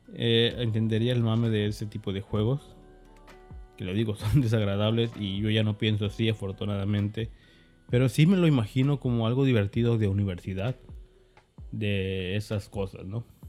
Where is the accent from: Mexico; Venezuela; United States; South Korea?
Mexico; me considero un desarrollador mexicano, obviamente porque soy de México